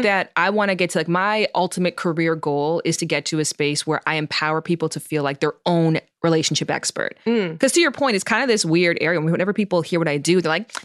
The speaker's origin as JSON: {"language": "English", "country": "Canada", "moved": "as an adult", "lives_now": "California, United States", "said": "I'm from Canada originally"}